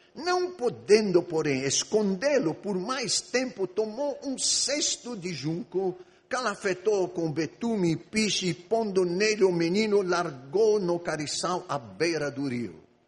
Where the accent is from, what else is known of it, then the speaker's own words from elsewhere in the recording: Egypt; moved away as an adult; Eu sou grego, mas eu nasci e vivi no Egito 18 anos